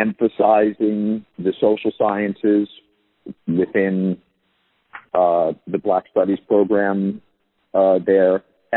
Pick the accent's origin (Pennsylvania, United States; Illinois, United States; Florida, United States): Pennsylvania, United States; Philadelphia; Born and raised in Philadelphia.